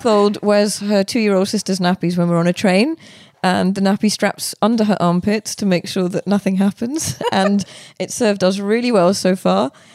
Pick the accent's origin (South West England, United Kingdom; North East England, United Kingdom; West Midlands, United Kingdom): West Midlands, United Kingdom; Birmingham; moved away as an adult; also born or lived in India / Headingley, Leeds / London; I grew up in Edgbaston, um, I then lived in Headingley, and then I lived up the road from Lords.